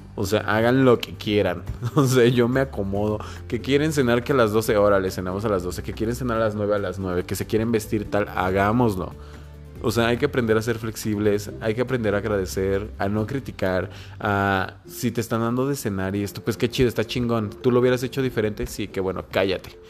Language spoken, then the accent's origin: Spanish; Mexico; como buena familia mexicana